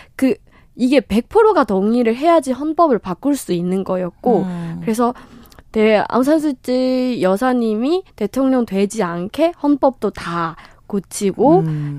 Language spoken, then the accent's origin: Korean; Myanmar; Korean is a second language; moved away as an adult; now in South Korea; 한국에 지낸 지는 한 10년 정도 됐습니다.